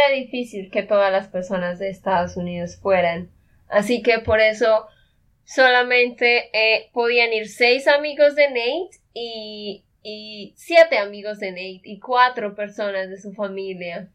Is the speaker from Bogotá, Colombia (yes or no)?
no; Santander, Colombia; de Santander, Colombia